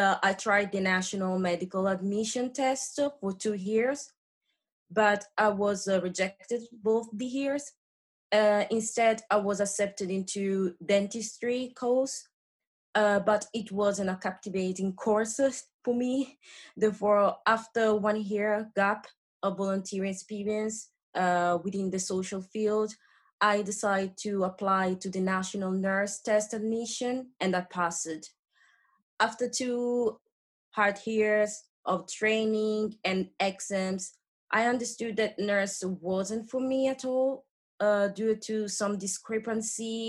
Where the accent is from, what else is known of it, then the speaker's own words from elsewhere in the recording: Rome, Lazio, Italy; English is a second language; moved away as an adult; now in United Kingdom; So my hometown is Rome, a great city in Italy.